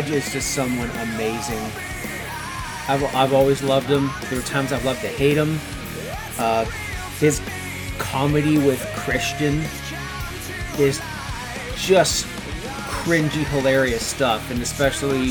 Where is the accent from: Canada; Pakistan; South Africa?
Canada; Ontario; I grew up in Kennington, Ontario, Canada, a small town about an hour and a half northwest of Toronto